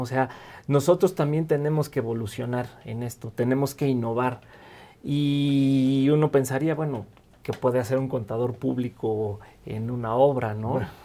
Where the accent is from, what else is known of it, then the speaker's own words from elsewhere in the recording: Mexico City, Mexico; also born or lived in Michoacán; yo nací en Michoacán, eh, soy michoacano de nacimiento. Y llegué a la Ciudad de México muy temprano, eh, prácticamente viví y crecí en esta ciudad